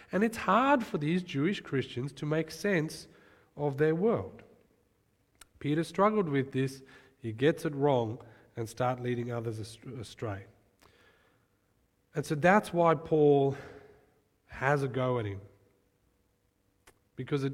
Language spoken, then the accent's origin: English; Johannesburg, Gauteng, South Africa; moved away; I remember growing up in South Africa, Johannesburg, crime capital of the world, great place.